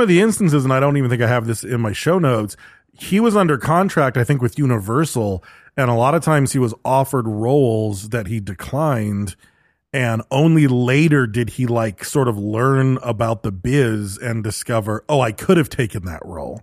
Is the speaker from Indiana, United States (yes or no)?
no; Michigan, United States; growing up in Michigan